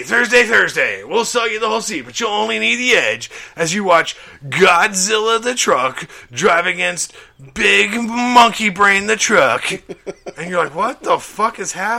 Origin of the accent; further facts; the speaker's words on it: Crawford, Alabama, United States; I grew up a mile and a half from the largest trailer park in the United States